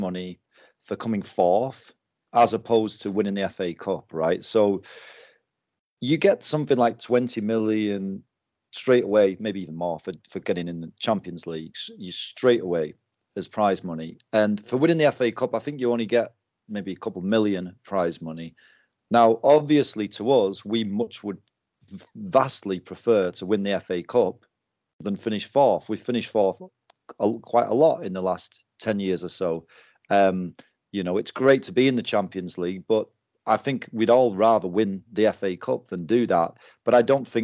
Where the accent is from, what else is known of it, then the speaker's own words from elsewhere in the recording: the north of England, United Kingdom; I can say this as a Northerner, as someone from Northern England